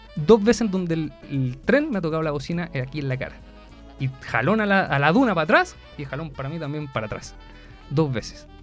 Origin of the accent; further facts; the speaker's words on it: Viña del Mar, Valparaíso, Chile; now in Concepción, Chile; yo soy de Viña del Mar, acá en Conce